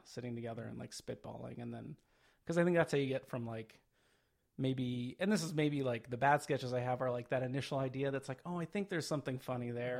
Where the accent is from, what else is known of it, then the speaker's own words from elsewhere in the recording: Phoenix, Arizona, United States; Originally, I am from Phoenix, Arizona